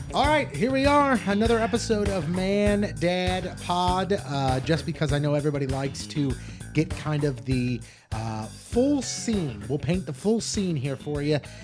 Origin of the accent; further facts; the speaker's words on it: United States; growing up in North County